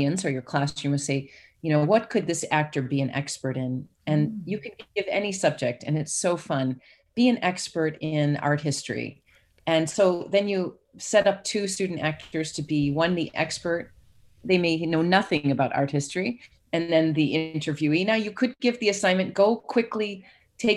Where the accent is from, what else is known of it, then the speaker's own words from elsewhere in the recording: Chicago, Illinois, United States; now in Georgia, United States; I'm from Chicago